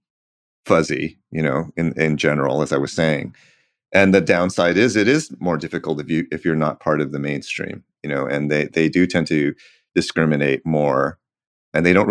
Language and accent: English; California, United States; I'm from California and we do tend to be less legalistic here